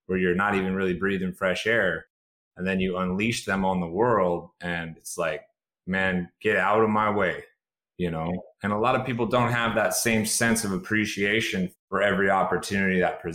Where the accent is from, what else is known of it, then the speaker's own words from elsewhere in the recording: Chico, California, United States; I spent time in my hometown hospital, Chico, California.